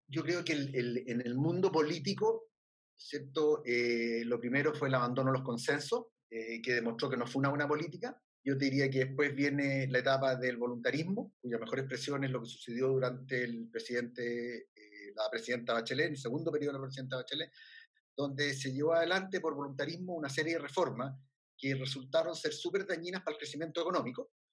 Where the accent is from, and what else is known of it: Chile